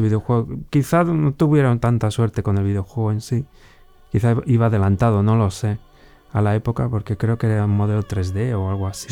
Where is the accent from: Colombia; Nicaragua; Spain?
Spain; Valladolid, Castile and León; moved away as an adult; also born or lived in Slovakia; now in Bratislava, Slovakia; yo soy de aquí de Valladolid, nací aquí en Valladolid, siempre he vivido muy cerquita de donde estamos ahora